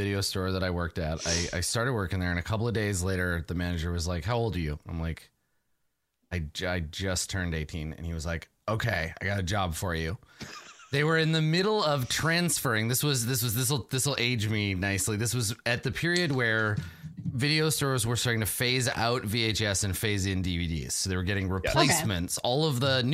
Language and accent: English; Canada; I'm from Canada